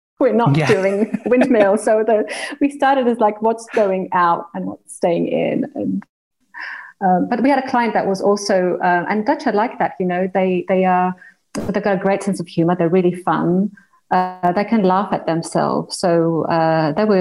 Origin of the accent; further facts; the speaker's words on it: Greece; moved away; also born or lived in Australia; I was born in Australia and grew up in Greece. My parents are Greek